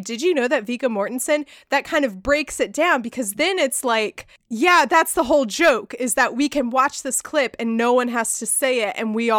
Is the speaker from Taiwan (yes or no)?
no; Ireland; You know, I'm Irish. I love potatoes.